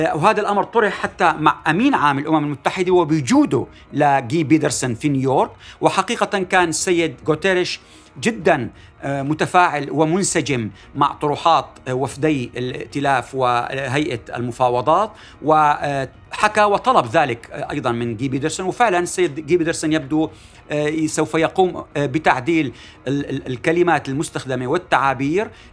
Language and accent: Arabic; Syria; ماذا يجب أن نفعل كسوريين